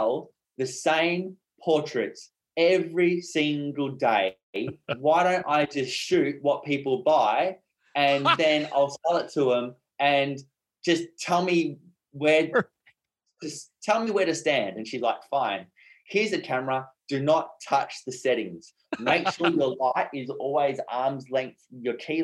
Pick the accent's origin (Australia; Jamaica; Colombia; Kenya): Australia; Brisbane, Queensland; also born or lived in Whitsundays, Queensland; I'm from Brisbane, Australia.